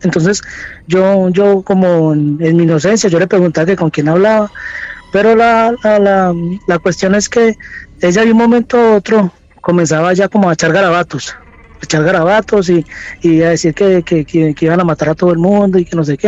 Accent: Colombia; moved away as an adult; now in Santiago, Chile; soy colombiano, pero llevo aquí unos cuantos años radicado aquí en Santiago, en Chile

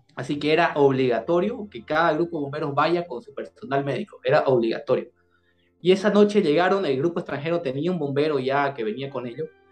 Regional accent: Bolivia; also born or lived in Santa Cruz de la Sierra; en el año 2019, en mi país, en Bolivia

